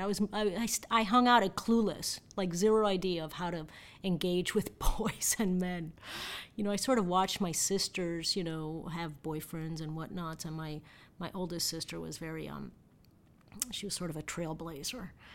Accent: Miami, Florida, United States; I was born and raised in Miami, and, um, my parents are, uh, Cuban.

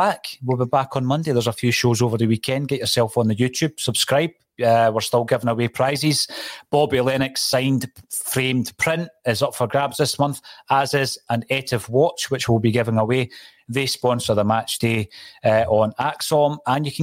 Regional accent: Fife, Scotland, United Kingdom; we're from Fife

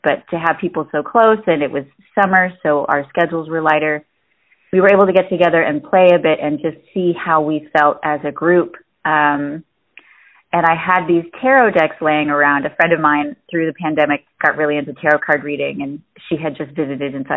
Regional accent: Detroit, Michigan, United States; now in Los Angeles, United States; Born and raised in Metro Detroit

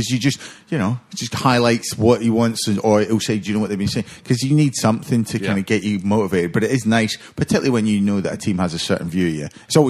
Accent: Scotland, United Kingdom

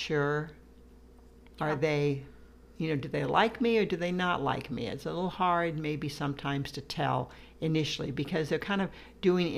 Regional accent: Midwest, United States; I grew up in the Midwest

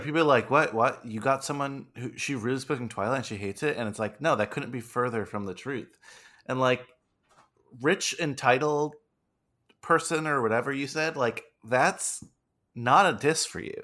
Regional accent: United States

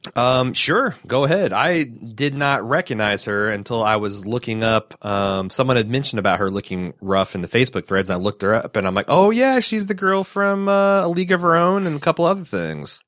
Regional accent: Midwest, United States; As a Midwesterner

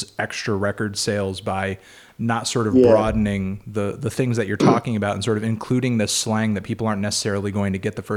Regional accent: New York, United States; We're from New York

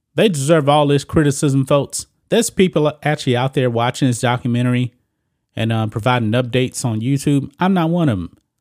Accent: United States; as an American

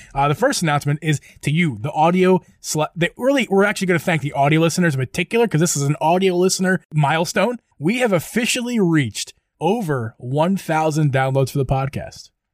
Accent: near Downingtown, Pennsylvania, United States; not to my hometown, but very close to my hometown in Downingtown, PA

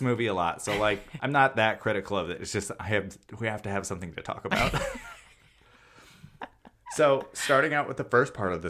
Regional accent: Midwest, United States; as I am from the Midwest.

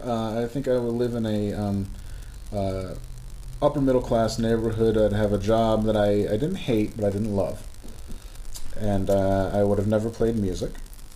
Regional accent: Glens Falls, New York, United States; I was born in Glens Falls Hospital

